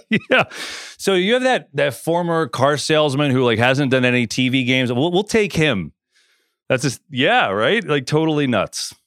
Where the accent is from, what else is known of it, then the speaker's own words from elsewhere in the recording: New York, United States; I grew up there in New York